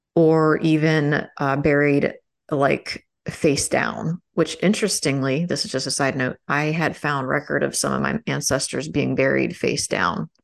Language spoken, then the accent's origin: English; Maryland, United States; now in Florida, United States; growing up in Maryland, I probably would have had more opportunity